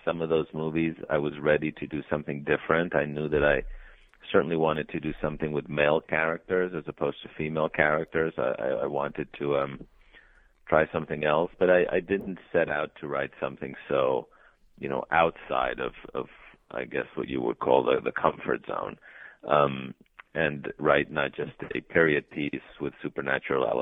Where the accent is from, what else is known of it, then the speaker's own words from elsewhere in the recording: Mexico City, Mexico; moved away as an adult; also born or lived in Colombia; now in Los Angeles, United States; I was born in Colombia. My parents are Colombian, but I grew up mostly in Mexico City